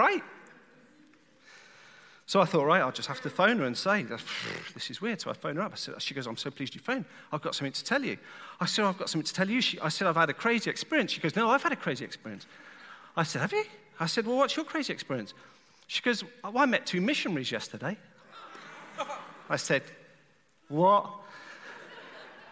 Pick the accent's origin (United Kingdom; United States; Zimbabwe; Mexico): United Kingdom; England; I'm from England, I'll join the Church of England